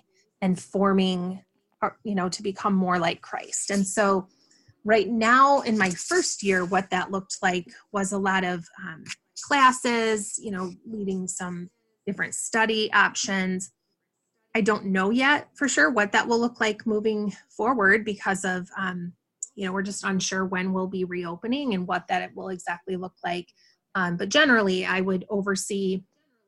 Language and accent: English; West Michigan, United States; moved away as an adult; also born or lived in West Coast / Grand Rapids; I grew up in West Michigan